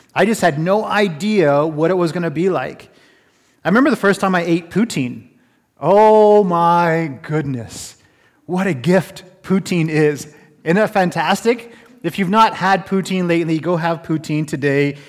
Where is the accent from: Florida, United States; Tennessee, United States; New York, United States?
Florida, United States; also born or lived in California; now in Canada; I'm from Florida, and I also spend a little bit of time in California